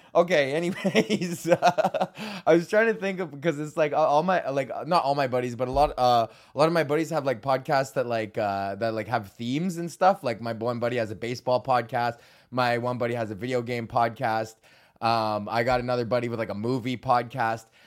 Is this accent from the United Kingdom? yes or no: no; Canada; as Canadians